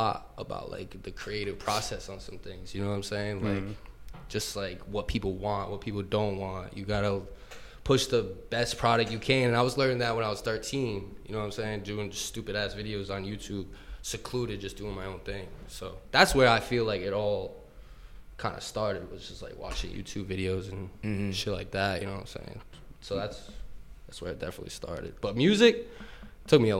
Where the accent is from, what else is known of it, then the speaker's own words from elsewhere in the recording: Burrillville, Rhode Island, United States; also born or lived in Providence; We're from Rhode Island, all my boys here. We're from Burrville.